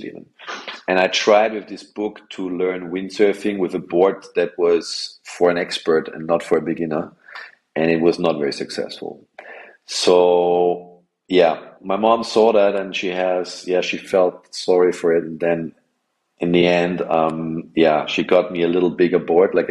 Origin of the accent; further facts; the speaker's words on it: Vienna, Austria; I come from Austria, Vienna. So I come from a landlocked country